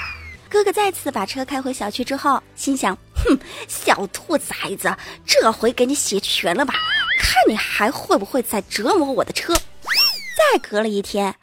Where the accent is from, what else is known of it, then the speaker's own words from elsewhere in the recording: Enshi, Hubei, China; accent: Enshi dialect; also born or lived in Wenzhou; 我用我们这儿方言说，恩师方言，湖北恩师啊